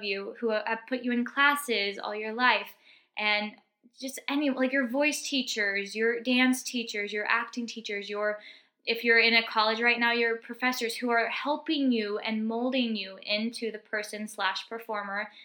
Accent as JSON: {"language": "English", "region": "Texas", "country": "United States", "moved": "yes", "said": "where I'm from Texas originally, we call it stuffing"}